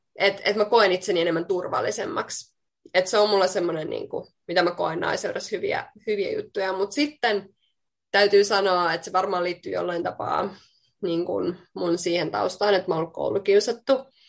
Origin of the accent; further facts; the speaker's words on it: Finland; also born or lived in Queensland, Australia / Bali, Indonesia / Spain; now in Sydney, Australia; mä tuun Suomesta